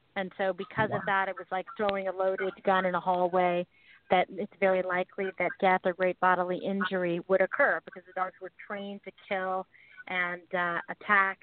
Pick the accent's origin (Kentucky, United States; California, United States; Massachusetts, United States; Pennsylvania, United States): California, United States; San Francisco; moved away as an adult; also born or lived in Los Angeles; I was um, born and raised in San Francisco